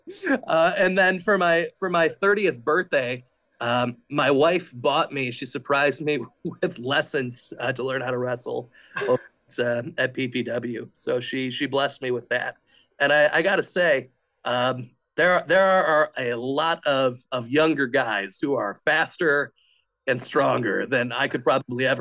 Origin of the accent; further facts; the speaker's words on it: Port Huron, Michigan, United States; growing up in Port Huron